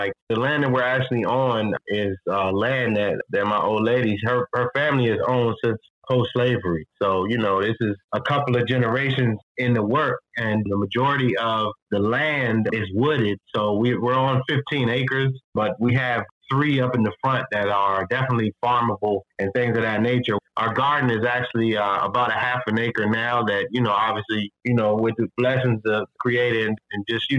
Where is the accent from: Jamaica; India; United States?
United States; Fredericksburg, Virginia; born there; I was born in Fredericksburg, Virginia, which is, again, another suburb. Well, it's become a suburb of Washington, D.C., but I was born in Fredericksburg, Virginia.